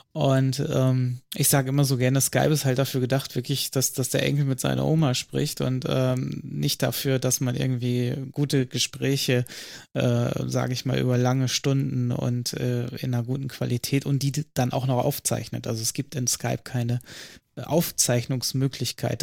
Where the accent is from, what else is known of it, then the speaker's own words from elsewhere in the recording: northernmost North Rhine-Westphalia, Germany; Nördlichstes Nordrhein-Westfalen